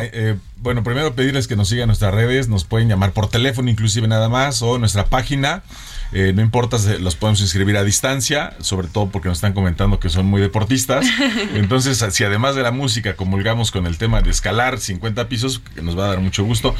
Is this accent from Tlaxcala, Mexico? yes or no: yes; Tlaxcala, Mexico; now in Mexico City, Mexico; de donde yo nací, soy del estado de Tlaxcala